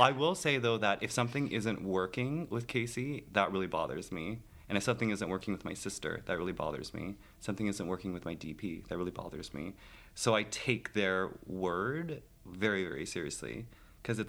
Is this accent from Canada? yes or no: yes; Toronto area, Ontario, Canada; moved away as an adult; now in New York, United States; I hail from Canada. So I'm up north, sort of in the Toronto area